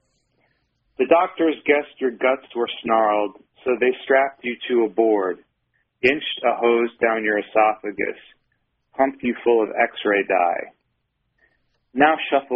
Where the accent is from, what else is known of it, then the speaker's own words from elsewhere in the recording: Michigan, United States; now in Utah, United States; I grew up in Michigan